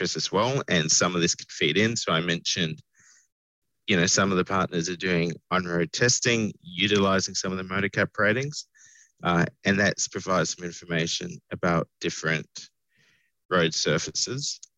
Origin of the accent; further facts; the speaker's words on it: New South Wales, Australia; I'm from New South Wales